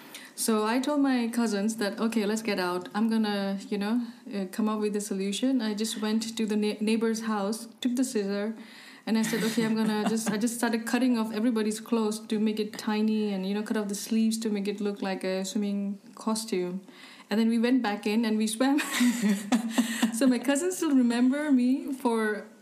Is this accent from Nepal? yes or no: yes; Nepal; also born or lived in Hong Kong / India; I was born in Hong Kong, and I went to India to study when I was about 7, 8. But because our hometown was in Nepal, so every summer holiday we would come to Nepal.